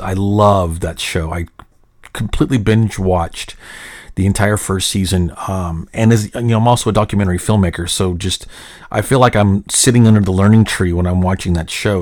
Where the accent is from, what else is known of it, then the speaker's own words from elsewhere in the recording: Little Rock, Arkansas, United States; now in Frisco, United States; I grew up in Little Rock uh, where we didn't have an MLB team.